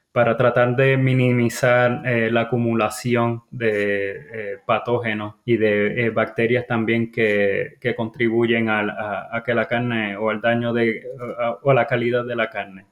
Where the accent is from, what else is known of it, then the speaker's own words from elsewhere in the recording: Mayagüez, Puerto Rico; moved away as an adult; also born or lived in North Carolina, United States; now in United States; Originalmente soy, eh, Puerto Rico, eh, yo me crié en el área de Mayagüez, Puerto Rico